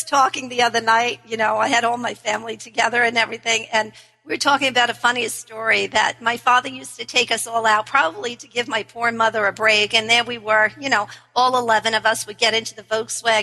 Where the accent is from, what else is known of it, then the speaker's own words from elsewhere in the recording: New York, United States; we're in Washington, D.C. I'm from New York.